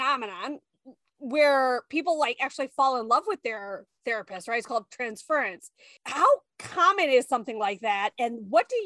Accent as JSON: {"language": "English", "town": "Orland Park", "region": "Illinois", "country": "United States", "said": "I'm from Orland Park and I am brown and I, you know, was from a small town in Illinois"}